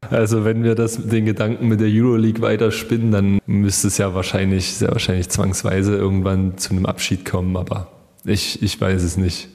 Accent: Chemnitz, Saxony, Germany; ich bin Chemnitzer, ich, ich liebe es hier in der Stadt

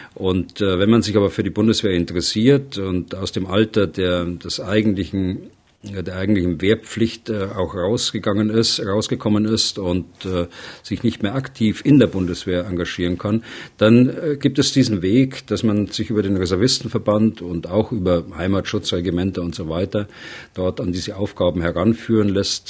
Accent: Germany; bei uns in Deutschland

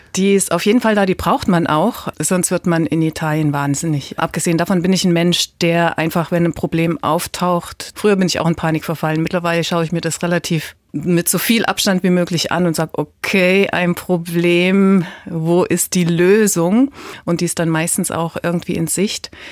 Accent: Leipzig, Saxony, Germany; ich bin ja aus Leipzig

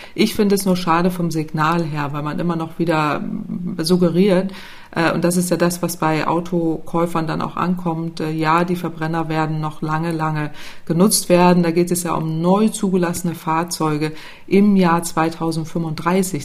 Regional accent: Northern Germany, Germany; also born or lived in Italy; ich als Norddeutsche

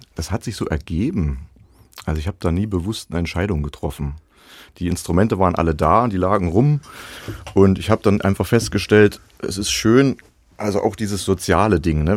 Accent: Zella-Mehlis, Thuringia, Germany; also born or lived in Suhl / Halle; ich bin ja in Zellamelis aufgewachsen

